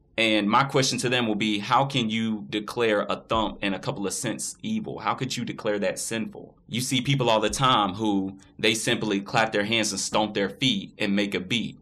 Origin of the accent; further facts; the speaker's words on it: Florence, Alabama, United States; I was born and raised in Florence, Alabama.